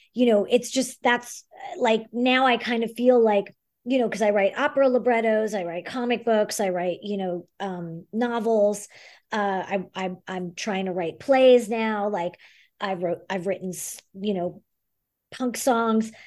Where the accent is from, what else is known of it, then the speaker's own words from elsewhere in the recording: New York City, New York, United States; moved away as an adult; also born or lived in Montreal, Canada; now in Los Angeles, United States; I grew up in the Bronx, and um, I went to the High School Performing Arts, which is now LaGuardia